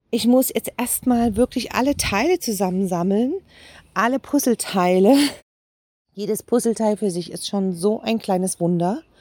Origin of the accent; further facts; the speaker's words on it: Jena, Thuringia, Germany; Eine Terrasse mit dem Blick weit über meine Heimatstadt Jena.